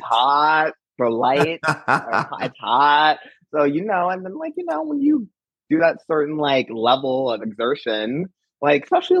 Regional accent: Midwest, United States; I'm from the Midwest.

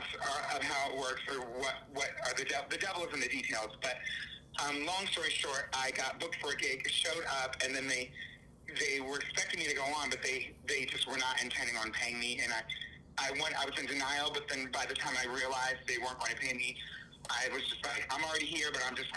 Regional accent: New York City, New York, United States; I'm from New York

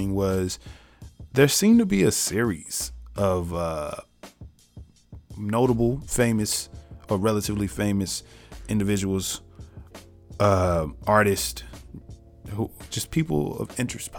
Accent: United States; being African American

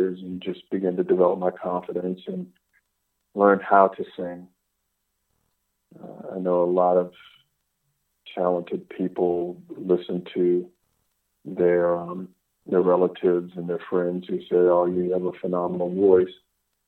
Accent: Washington, District of Columbia, United States; also born or lived in Indianapolis, Indiana / Virginia / Maryland; I was born and raised in Washington, D.C.

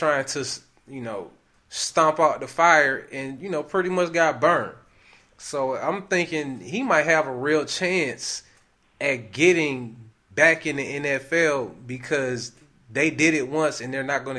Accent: Michigan, United States; now in Atlanta, United States; originally I'm from Michigan, and I was a Lions fan for a real long time. Still am. But when I moved down to Atlanta

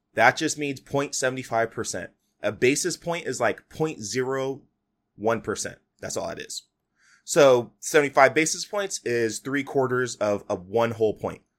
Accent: United States; We as American

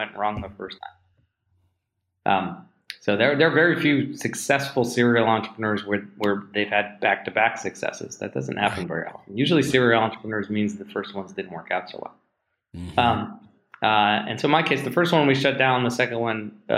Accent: New Jersey and Los Angeles, United States; moved away as an adult; also born or lived in Pittsburgh, Pennsylvania; now in Seattle, United States; I grew up in New Jersey

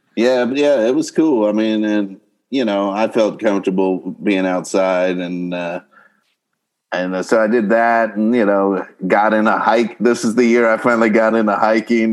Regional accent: Kentucky, United States; now in Los Angeles, United States; I'm from uh, Kentucky originally

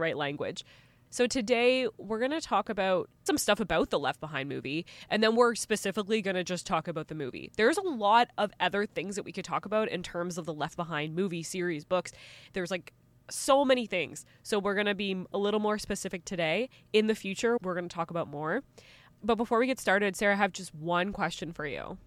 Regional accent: Canada; As a Canadian

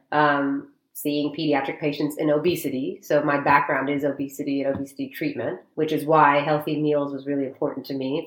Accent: Dallas, Texas, United States; I was born and raised in Dallas.

